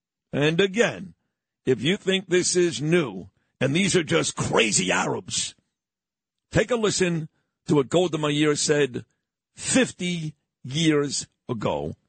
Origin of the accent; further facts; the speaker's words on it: United States; I am an American.